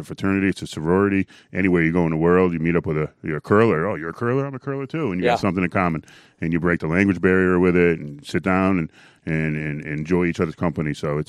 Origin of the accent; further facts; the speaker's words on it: Connecticut, United States; I'm from Connecticut, about 2.5 hours away.